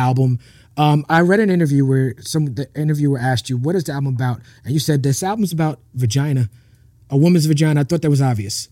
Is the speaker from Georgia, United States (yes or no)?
no; New York City, New York, United States; I grew up in Brooklyn